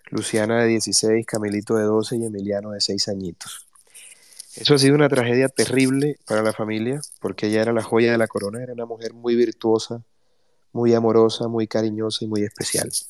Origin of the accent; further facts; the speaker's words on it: Colombia; Porque todos somos colombianos.